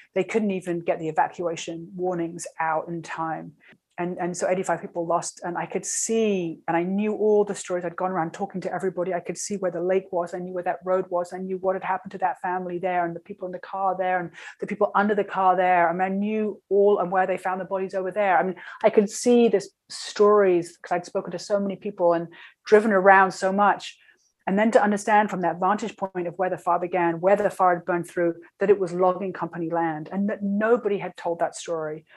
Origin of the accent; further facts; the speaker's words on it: London, United Kingdom; also born or lived in New York City; now in California, United States; I'm from London